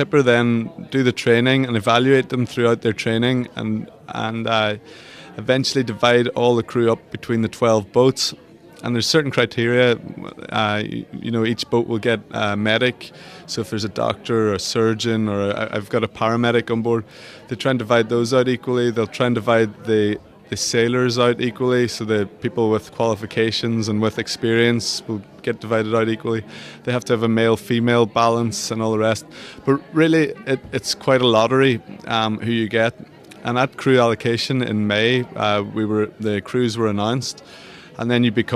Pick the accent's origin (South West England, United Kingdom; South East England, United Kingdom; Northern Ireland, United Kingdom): Northern Ireland, United Kingdom; Derry; my hometown, where I grew up, went to school